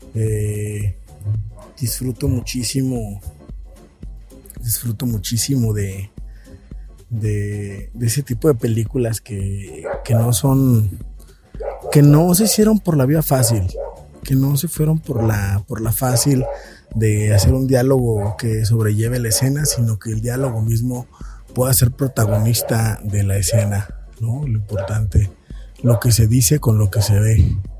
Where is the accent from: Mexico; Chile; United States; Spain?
Mexico; como mexicanos